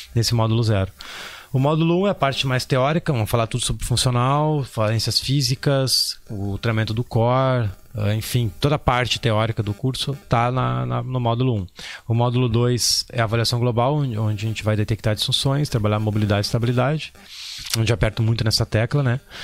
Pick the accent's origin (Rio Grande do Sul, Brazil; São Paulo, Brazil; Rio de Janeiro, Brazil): Rio Grande do Sul, Brazil; Porto Alegre; eu sou de Porto Alegre